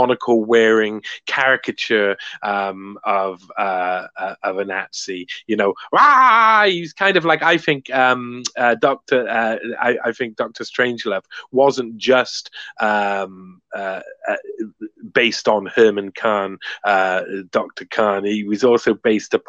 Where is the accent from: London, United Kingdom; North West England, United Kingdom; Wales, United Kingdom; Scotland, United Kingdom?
Wales, United Kingdom; Cardiff